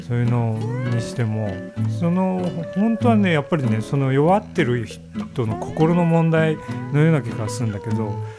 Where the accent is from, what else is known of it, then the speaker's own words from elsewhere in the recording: Yubari, Hokkaido, Japan; also born or lived in Sapporo / Tokyo; now in Hidaka, Japan; 俺は夕張出身だからね